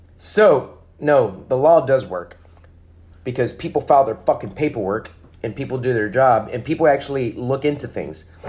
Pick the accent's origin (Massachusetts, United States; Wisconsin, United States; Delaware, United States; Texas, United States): Texas, United States; we're the Lone Star State.